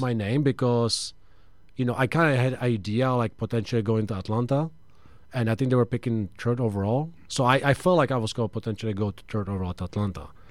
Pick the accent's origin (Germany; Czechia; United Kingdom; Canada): Czechia; moved away; also born or lived in Michigan; I'm from Czech